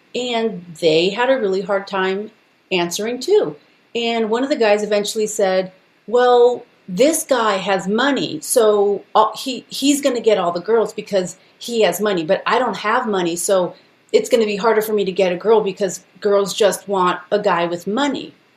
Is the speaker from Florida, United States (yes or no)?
no; Los Angeles, California, United States; I was born and raised in East